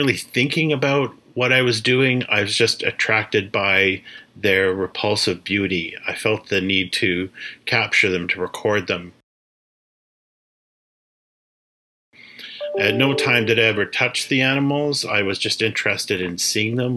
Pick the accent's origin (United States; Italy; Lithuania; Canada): Canada; Regina, Saskatchewan; I'm Métis from Treaty 4, Regina, Saskatchewan